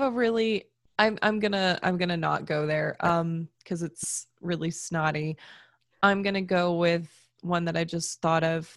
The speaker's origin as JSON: {"language": "English", "region": "Florida", "country": "United States", "tie": "born or raised there", "said": "all of my family's from the north, like, yeah, I grew up in Florida, but, like, we're all transplants anyways"}